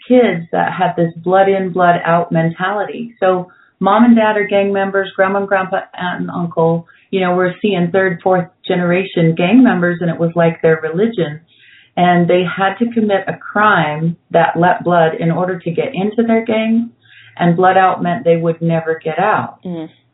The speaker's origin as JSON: {"language": "English", "town": "Brigham City", "region": "Utah", "country": "United States", "tie": "born or raised there", "also_born_or_lived": "Denver, Colorado", "moved": "yes", "said": "I grew up Catholic in Brigham City, Utah"}